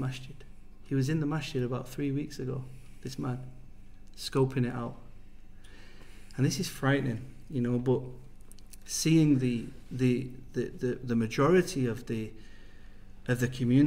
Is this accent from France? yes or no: no; England, United Kingdom; moved away as an adult; I come from England